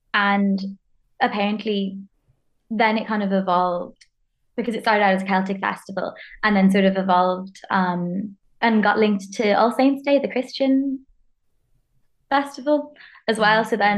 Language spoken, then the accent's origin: English; Hong Kong; now in Ireland; I'm a friend of Shannon's from her master's. I am Irish, but I didn't grow up here. I grew up in Hong Kong